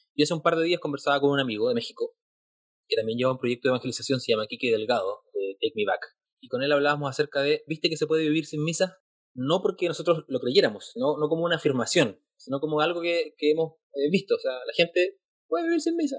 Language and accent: Spanish; Chile; Yo soy de Chile